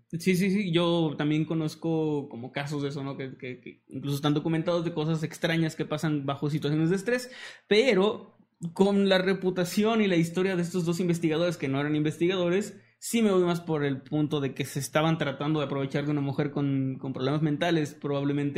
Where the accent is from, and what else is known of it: northern Mexico, Mexico; accent: norteño